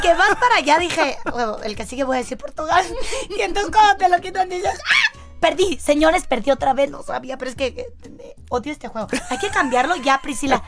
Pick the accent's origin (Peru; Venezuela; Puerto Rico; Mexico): Mexico; nosotros, como mexicanos